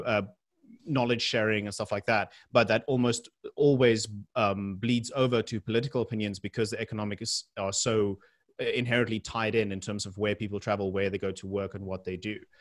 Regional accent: South Africa; being a South African and the benefits and the reasons why we live there

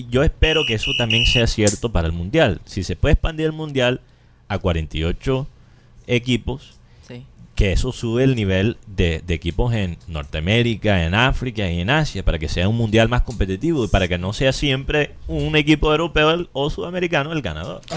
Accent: Colombia

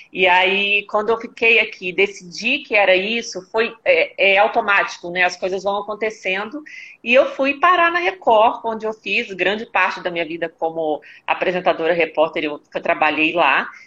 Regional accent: Belo Horizonte, Minas Gerais, Brazil; moved away as an adult; now in São Paulo, Brazil; eu sou de Belo Horizonte, estou em São Paulo, eu moro aqui há mais ou menos 14 anos

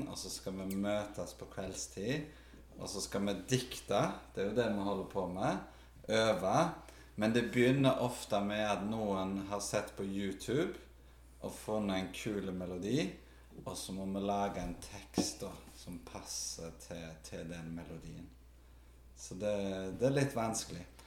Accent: Karmøy, Rogaland, Norway; moved away as an adult; now in Stavanger, Norway; Jeg vokste opp på Karmøy

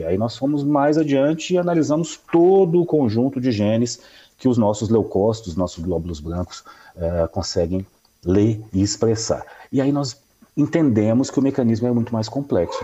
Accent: Minas Gerais, Brazil; como bom mineiro que sou

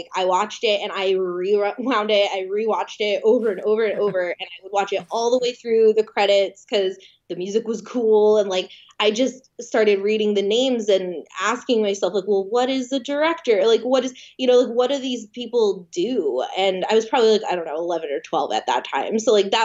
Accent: New Jersey, United States; moved away; also born or lived in California; I'm from New Jersey.

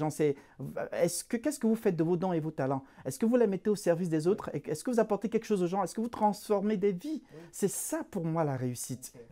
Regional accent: Cameroon; moved away as an adult; now in Canada; je suis d'origine euh, africaine, plus précisément, je viens du Cameroun. J'ai émigré au, Canada il y a, en, 2015. Ça, fait, ça va faire trois ans, un mois que je suis au Canada.

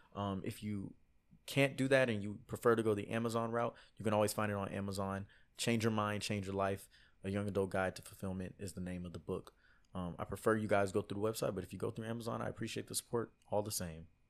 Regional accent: Houston, Texas, United States; I'm from Houston, Texas

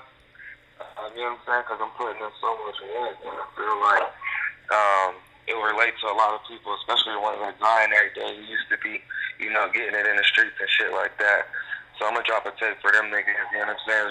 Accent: Pittsburgh, Pennsylvania, United States; moved away as an adult; now in Mesa, United States; I grew up in Pittsburgh, from Garfield. But I came out here after high school

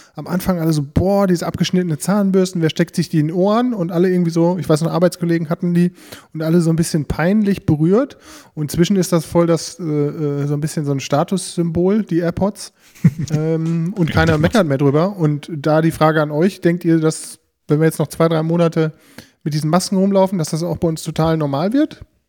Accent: Bünde, North Rhine-Westphalia, Germany; in unserer Heimatstadt, in der Eschstraße, wir sind ja aus Bünde

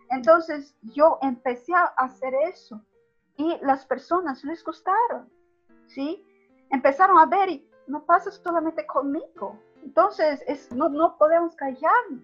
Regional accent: Brazil; antes yo gritaba cosas como, no soy boliviano, soy brasileño, con rabia.

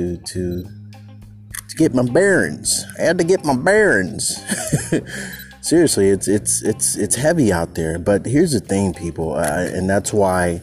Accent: San Francisco Bay Area, California, United States; moved away as an adult; also born or lived in Los Angeles / North Oakland; I'm originally from the Bay Area, but I moved.

